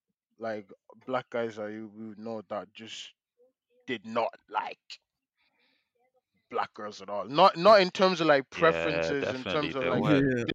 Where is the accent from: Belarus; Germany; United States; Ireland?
Ireland; Dublin, Leinster; Growing up in Dublin